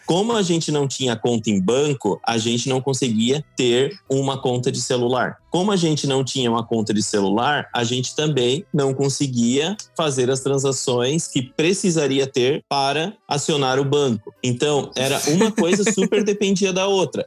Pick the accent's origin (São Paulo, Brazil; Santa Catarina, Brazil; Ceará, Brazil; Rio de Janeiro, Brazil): Santa Catarina, Brazil; Joinville; moved away as an adult; now in France; a gente é de Joinville